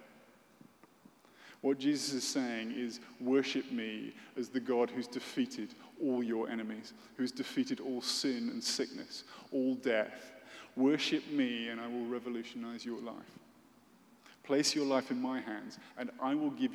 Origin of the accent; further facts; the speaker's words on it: United Kingdom; as a British person